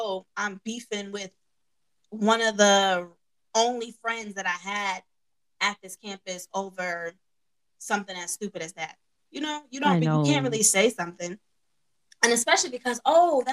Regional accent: New York, United States; accent: New York

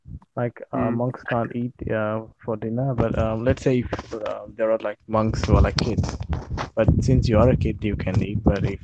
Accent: Sri Lanka; I'm from Sri Lanka.

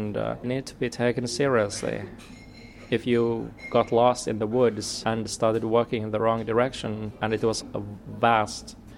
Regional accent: Finland; also born or lived in Paris / Sidcup; I was born in Finland, have lived most of my life in Finland

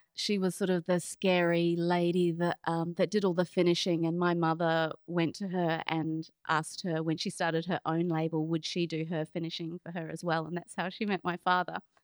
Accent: Auckland, New Zealand; moved away; also born or lived in Melbourne, Australia; I grew up in New Zealand, in Auckland

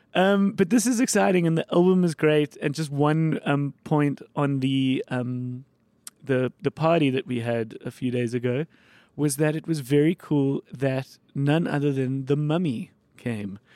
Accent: Johannesburg, Gauteng, South Africa; So I grew up in Bryanston

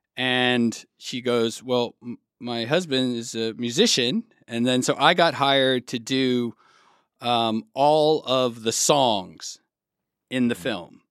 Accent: Arizona, United States; also born or lived in Texas / California / Berlin; now in Germany; grew up in the desert in Arizona, and then moved to California.

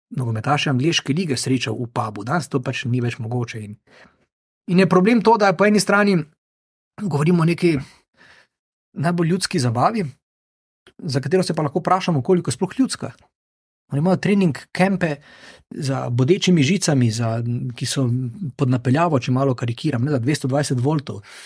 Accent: Maribor, Drava, Slovenia; now in Ljubljana, Slovenia; Jaz sem iz Maribora

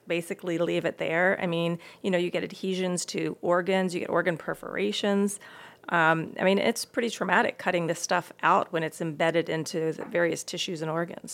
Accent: East Coast, United States; I grew up on the East Coast

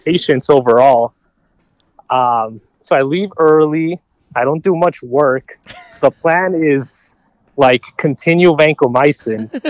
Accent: Robbinsdale, Minnesota, United States; born in, uh, Robbinsdale, Minnesota, Mercy Hospital

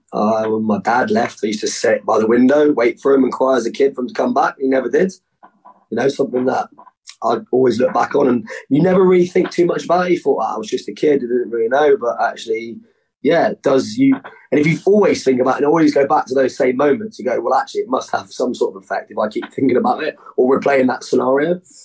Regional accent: Cornwall, South West England, United Kingdom; now in Plymouth, United Kingdom; So I was born in Plymouth. I grew up in Cornwall and in my later teens, I've lived in all over the world.

